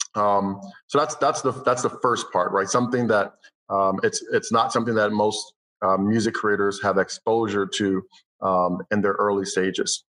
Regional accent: Cleveland, Ohio, United States; moved away as an adult; also born or lived in Los Angeles; I'm from Cleveland, Ohio. So eventually, I moved to Los Angeles. when I was 18 years old

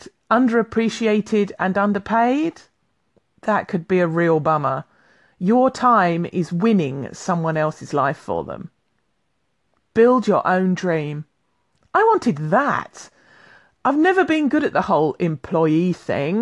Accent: London, United Kingdom; now in Highlands, United Kingdom; I'm a Londoner by birth, living in the Highlands of Scotland

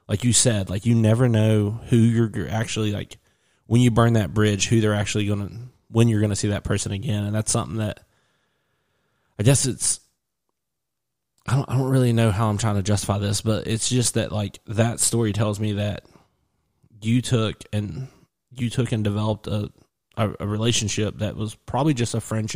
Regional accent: West Virginia, United States; I'm from West Virginia

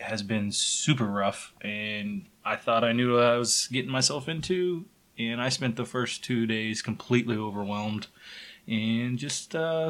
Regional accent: Wichita, Kansas, United States; also born or lived in Lawrence, Kansas / Louisiana; when I moved back from the Air Force, I lived with Doug here in Wichita for... But a year and a half before, we both moved to Lawrence to go to the University of Kansas.

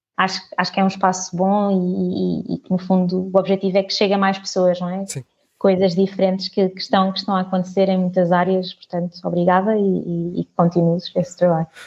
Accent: Portugal; nasci, nasci cá em Portugal, toda a minha família é de Moçambique

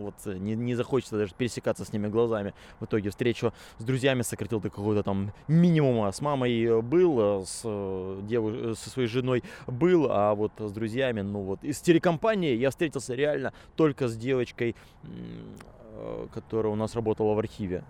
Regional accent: Khabarovsk, Khabarovsk Krai, Russia; also born or lived in Moscow; now in Vilnius, Lithuania; я, скорее всего, буду в Хабаровске жить

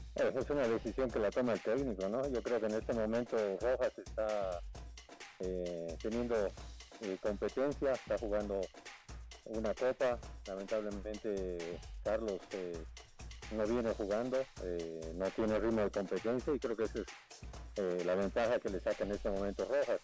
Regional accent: Bolivia; como bolivianos

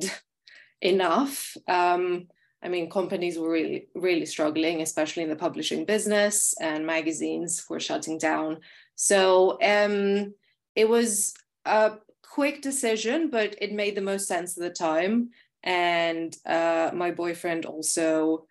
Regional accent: Athens, Attica, Greece; moved away as an adult; also born or lived in London; I'm currently in Athens, Greece, which is my hometown.

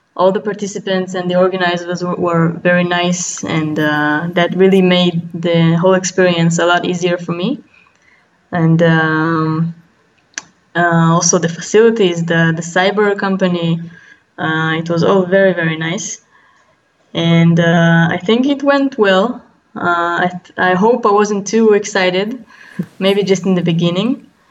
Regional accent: Israel; from Israel

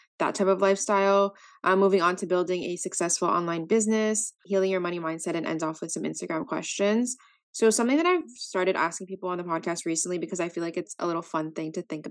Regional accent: Canada; I'm also from Canada

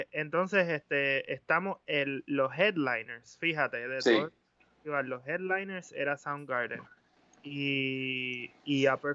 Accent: Mexico; aquí yo soy un mexicano

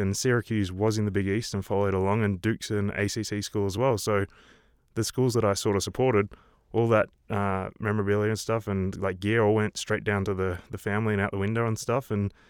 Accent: Melbourne, Victoria, Australia; born or raised there; now in Park City, United States

